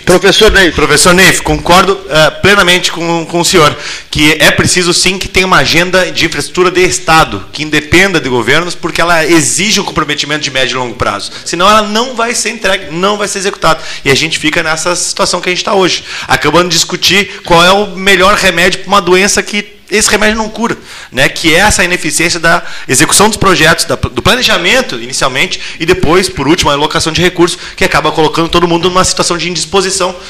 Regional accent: Rio Grande do Sul, Brazil; enquanto gaúchos

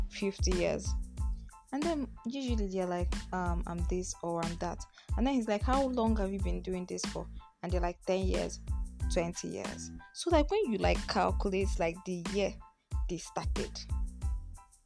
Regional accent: Nigeria; I'm from Nigeria

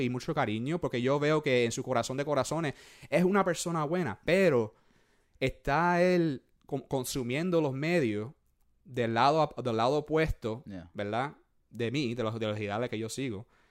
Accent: Puerto Rico; moved away; yo soy boricua

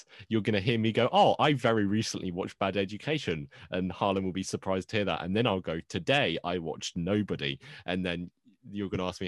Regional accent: United Kingdom; I'm a Brit

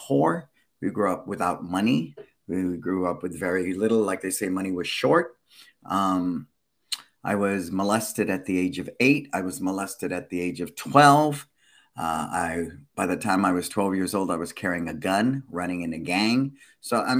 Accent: San Francisco, California, United States; I was born and raised in San Francisco.

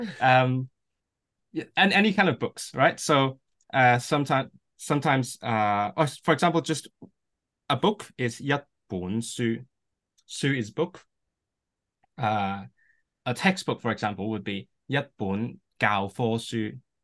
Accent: Hong Kong; first language Cantonese; English is a second language; now in Manchester, United Kingdom; my mother tongue is Cantonese, uh, which is from Canton, and I'm from Hong Kong myself. Uh, so I grew up speaking that, and I, um, I grew up in this environment that pretty much only speaks Cantonese.

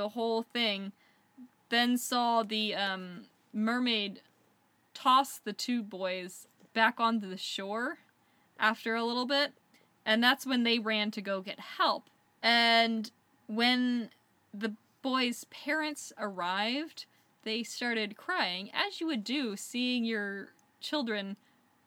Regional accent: United States; as an American

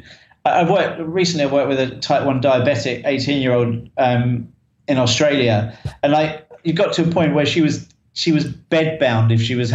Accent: Tunbridge Wells, South East England, United Kingdom; I'm from Kent in Tunbridge. Tunbridge in Kent, which is in the UK, sometimes referred to as the Garden of England

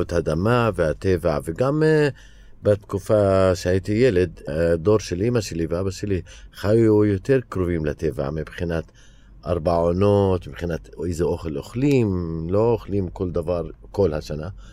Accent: Hizma, Palestine; Hebrew is a second language; now in Ramallah, Palestine; אני מכפר חזמה, שזה עשר דקות ממרכז ירושלים, אז אני גדלתי באזור ירושלים

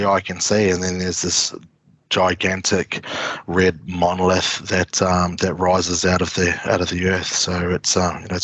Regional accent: New Zealand; moved away as an adult; also born or lived in Brisbane, Australia; now in Uluru, Australia; Growing up in New Zealand, being of Maori heritage, I grew up with a fairly close access to Maori culture

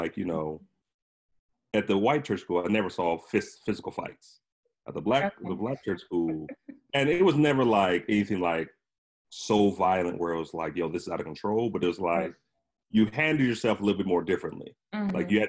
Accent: Harrisburg, Pennsylvania, United States; Harrisburg, Pennsylvania.

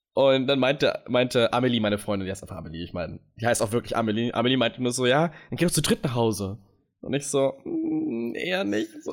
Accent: United States; moved away; bin aus den USA

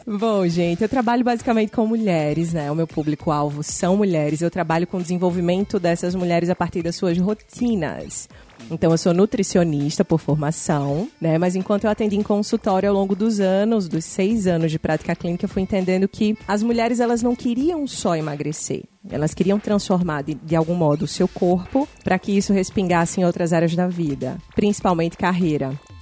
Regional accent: Natal, Rio Grande do Norte, Brazil; accent: Natal; moved away as an adult; now in São Paulo, Brazil; Isso é um sotaque que vem de Natal, né? Eu sou natalense, sou do Rio Grande do Norte

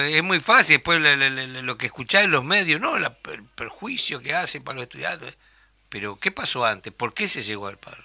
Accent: Uruguay

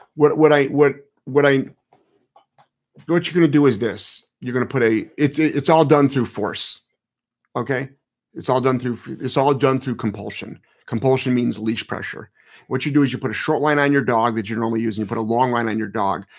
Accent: Cleveland, Ohio, United States; I'm from Ohio. So I'm from Ohio. I actually, Um, I'm from Cleveland.

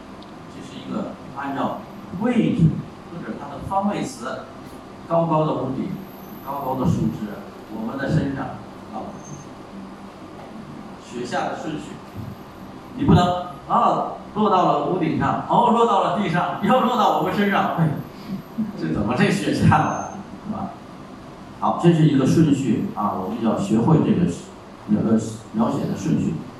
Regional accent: China; 我们中国人有句话，

